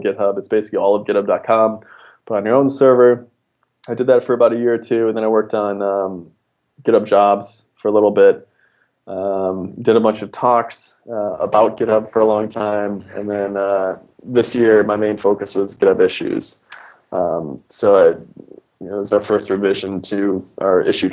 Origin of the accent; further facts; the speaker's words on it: Fargo, North Dakota, United States; moved away as an adult; also born or lived in Pittsburgh; now in San Francisco, United States; I grew up in Fargo, North Dakota.